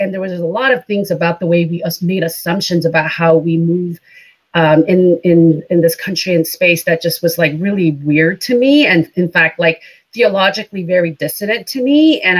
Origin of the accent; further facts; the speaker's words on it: India; moved away as an adult; now in United States; So I am MK, a missionary kid. I grew up in India for the most part, and then came to the United States to go to college.